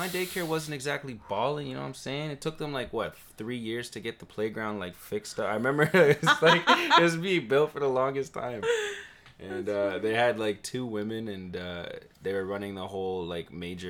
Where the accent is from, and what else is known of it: Toronto, Ontario, Canada; born or raised there